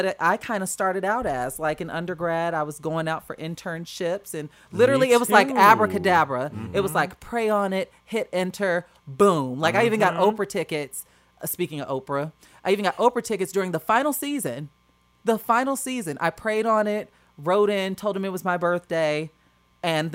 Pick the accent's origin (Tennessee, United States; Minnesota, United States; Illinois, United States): Illinois, United States; Chicago; moved away as an adult; now in Los Angeles, United States; I come from Chicago where we walk fast and we say our yeses and we say our noes